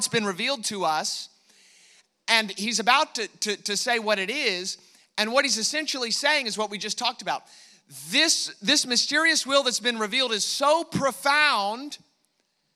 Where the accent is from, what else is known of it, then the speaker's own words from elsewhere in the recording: United States; I am American